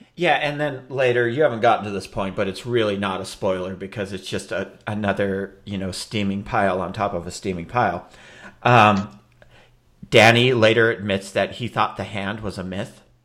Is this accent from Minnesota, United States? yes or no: yes; Minneapolis, Minnesota, United States; my hometown of Minneapolis